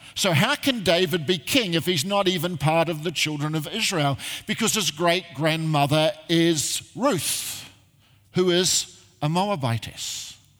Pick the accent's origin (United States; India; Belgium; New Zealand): New Zealand; Christchurch, Canterbury; moved away as an adult; now in Australia; I originally come from uh, uh, Christchurch, I grew up there